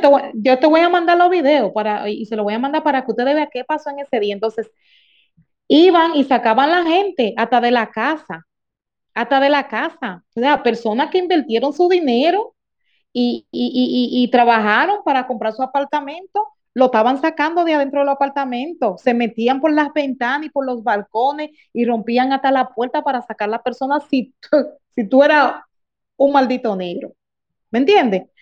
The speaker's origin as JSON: {"language": "Spanish", "country": "Dominican Republic", "tie": "born or raised there", "said": "soy nacida y criada de un batey"}